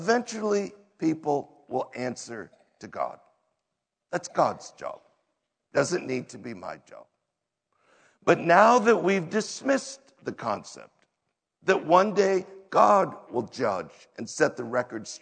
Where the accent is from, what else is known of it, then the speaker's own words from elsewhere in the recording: United States; we as an American culture